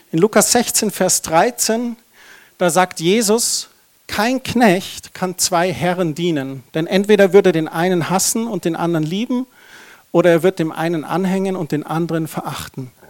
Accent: Germany; Das ist doch so ein Tabuthema. Da sind wir Deutsche doch so verkrampft.

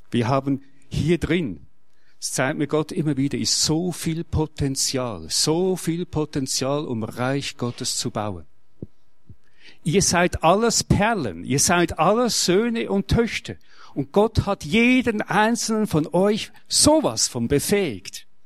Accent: Switzerland; Ich bin Schweizer und ich lebe das Schützenwesen.

